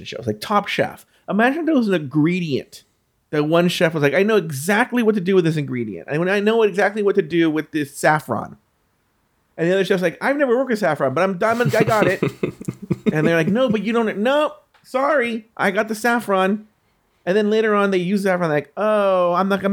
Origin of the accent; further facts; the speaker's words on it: United States; We're American